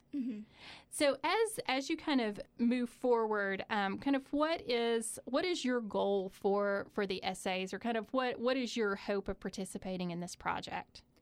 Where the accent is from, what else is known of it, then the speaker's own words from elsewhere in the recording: Eastern Kentucky, United States; I am also from Eastern Kentucky